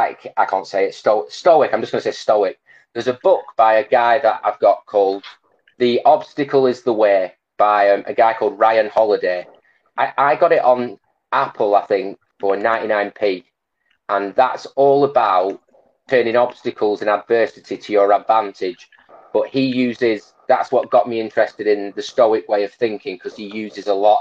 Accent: Blackburn, North West England, United Kingdom; I'm from Blackburn

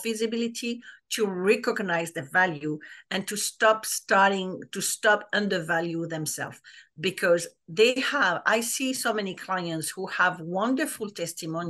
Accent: France; English is a second language; moved away as an adult; now in United States; I live in the US for 20 years, but I'm French, like people will probably notice my accent

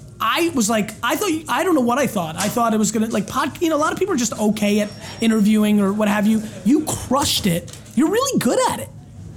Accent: New York, United States; also born or lived in Soviet Union; because I grew up in New York.

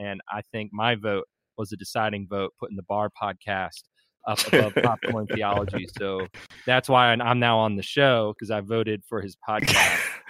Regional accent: Philadelphia, Pennsylvania, United States; moved away as an adult; now in Greenville, United States; I'm from West Philly, Upper Darby area, and I'm down here in Greenville to study in preparation for the ministry at Greenville Presbyterian Theological Seminary

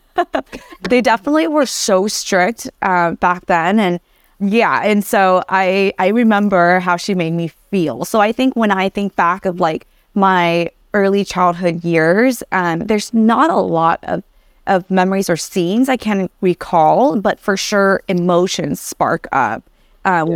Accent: Anaheim, California, United States; English is a second language; also born or lived in Vietnam; up until sixth grade, I, I grew up in Anaheim

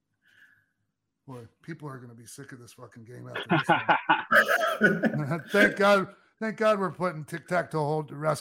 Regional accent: Minnesota, United States; I'm a Minnesotan

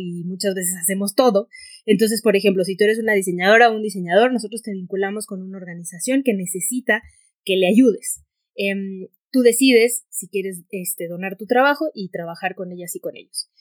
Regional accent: Hermosillo, Sonora, Mexico; yo soy de Hermosillo Sonora

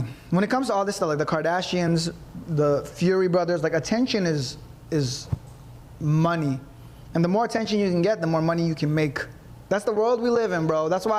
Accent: Philippines; because I'm Filipino.

